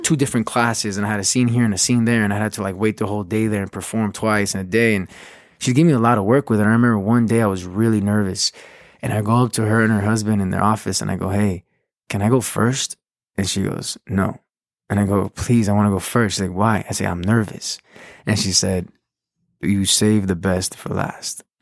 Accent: Los Angeles, California, United States; also born or lived in Huntington Park, California / Downey, California / Paris; I was born and raised in South Los Angeles

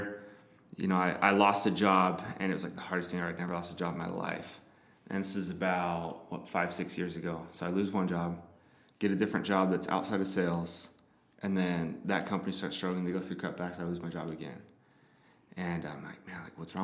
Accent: Modesto, California, United States; moved away as an adult; now in Utah, United States; I grew up in Northern California, up in the Central Valley, up in Modesto

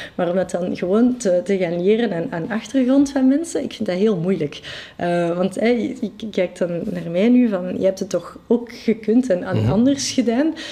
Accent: Brussels, Brussels-Capital Region, Belgium; first language French; Dutch is a second language; ik, ik, ben Brusselaar. Ik, mhm. identificeer me ook als, als Brusselaar

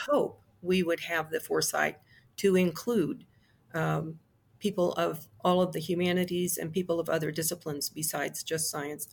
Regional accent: Midwest, United States; I grew up in the Cold War. Um, I remember the Cuban Missile Crisis. I remember a lot of fear. We lived in the Midwest

